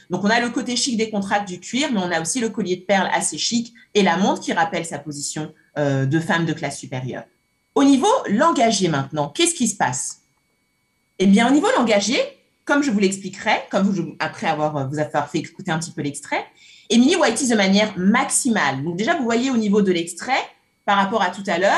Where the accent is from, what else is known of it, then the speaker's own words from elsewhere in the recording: Cameroon; j'ai grandi au Cameroun, j'ai grandi au Cameroun. J'ai un peu du mal à, imiter, mais j'ai grandi au Cameroun.